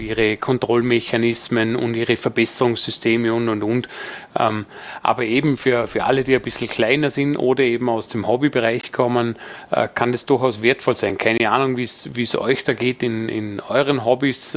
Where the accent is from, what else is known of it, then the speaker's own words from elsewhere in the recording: Dornbirn, Vorarlberg, Austria; in meiner Heimatstadt Dornbirn